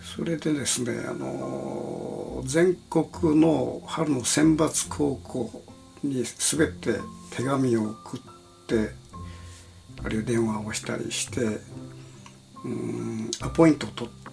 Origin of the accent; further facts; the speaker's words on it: Kitakyushu, Fukuoka, Japan; now in Tokyo, Japan; 私の故郷である門司港